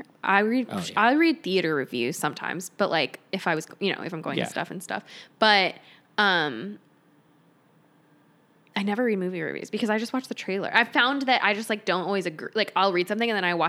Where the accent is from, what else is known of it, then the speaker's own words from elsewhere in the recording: Arizona, United States; I'm from Arizona